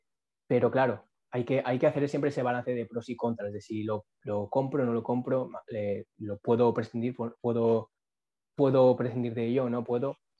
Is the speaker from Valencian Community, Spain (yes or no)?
yes; Castellón, Valencian Community, Spain; now in Burjassot, Spain; nací en Castillo, he vivido en Castillo, en la ciudad